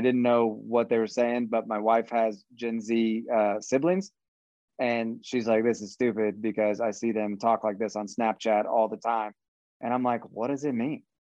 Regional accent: Kansas, United States; we're from Kansas and we're too nice.

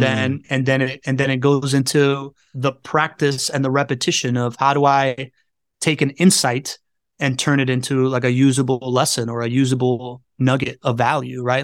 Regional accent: Miami, Florida, United States; I grew up in Miami

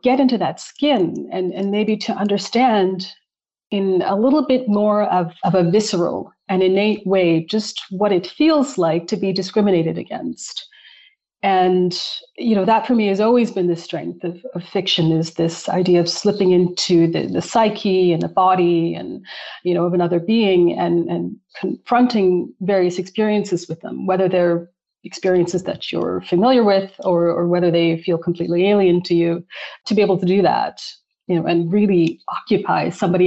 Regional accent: Calgary, Alberta, Canada; I'm from Calgary, born and raised

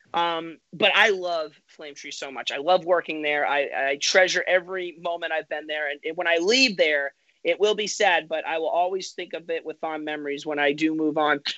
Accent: Dover, New Hampshire, United States; moved away as an adult; also born or lived in Lyndonville, Vermont; now in Florida, United States; I'm from New Hampshire originally. So it's about two hours from where I live in New Hampshire. My family's back in Dover, New Hampshire

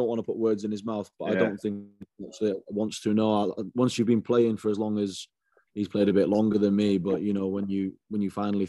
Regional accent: Trowbridge, South West England, United Kingdom; born there; also born or lived in Hong Kong / Northern Ireland / Canada / Germany; I was born in Trowbridge, down in Wiltshire. And then we went to Hong Kong. My sister was born there. Then after that, we went to Northern Ireland, then to Canada, then to Germany, and then finally to the South Wales.

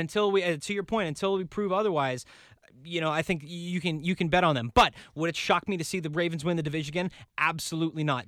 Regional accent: New England, United States; born or raised there

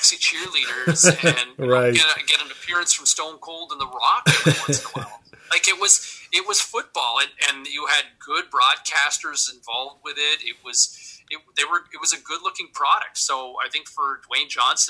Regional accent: Ottawa, Ontario, Canada; I grew up in Ottawa.

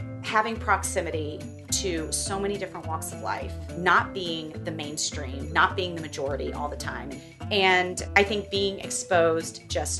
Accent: Southern United States, United States; now in New York, United States; Ooh, New York is home for sure. But I still identify as a Southerner.

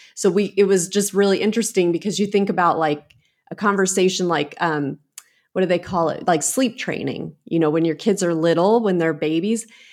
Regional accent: United States; also born or lived in England / Italy; I grew up in America

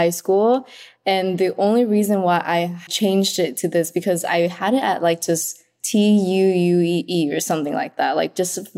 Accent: Vietnam; moved away; Okay, so growing up in Vietnam, like that Vietnamese food was just like regular food.

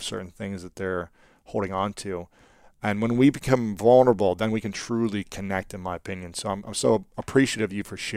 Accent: Ohio, United States; as a young man growing up in Ohio, in the Midwest

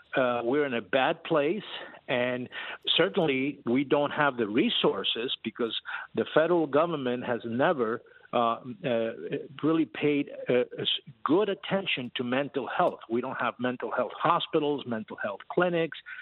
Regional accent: United States; we as American

